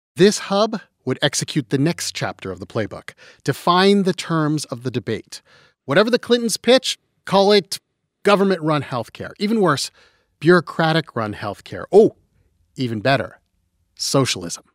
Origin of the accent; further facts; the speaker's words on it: London, Ontario, Canada; moved away; we are both Canadians who walk among you. I'm from London, Ontario.